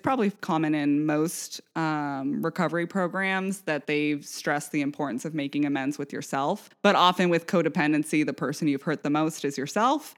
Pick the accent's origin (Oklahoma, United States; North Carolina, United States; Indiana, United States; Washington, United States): Washington, United States; Vashon Island; moved away; also born or lived in St. Louis / New York; we grew up on Vashon Island.